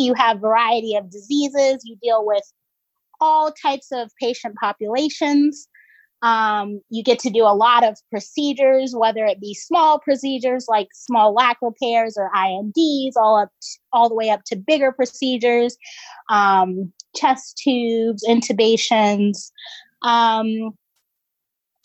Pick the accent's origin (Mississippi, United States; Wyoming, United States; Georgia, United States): Georgia, United States; moved away as an adult; now in Philadelphia, United States; I'm originally from Georgia. Currently, I'm up in Philly for residency.